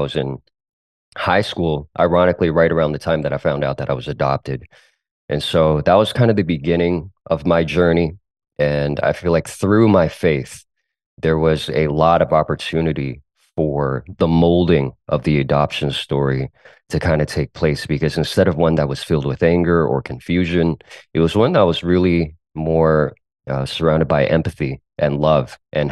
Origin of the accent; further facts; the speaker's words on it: United States; first language Cantonese; English is a second language; also born or lived in South Korea; I grew up in a first generation Chinese American household